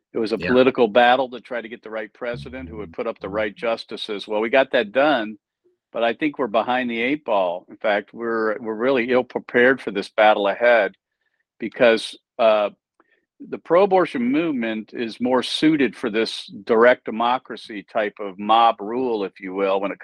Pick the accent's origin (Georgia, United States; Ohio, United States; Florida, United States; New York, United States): Ohio, United States; my home state and yours, that is the state of Ohio